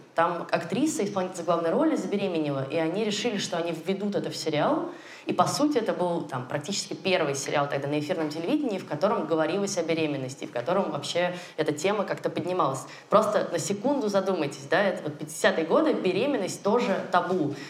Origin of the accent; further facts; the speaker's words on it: Russia; у нас на родине, в России